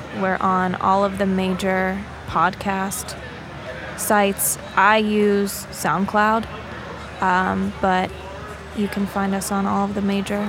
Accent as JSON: {"language": "English", "town": "Morgantown", "region": "West Virginia", "country": "United States", "tie": "born or raised there", "said": "I'm born and raised in Morgantown."}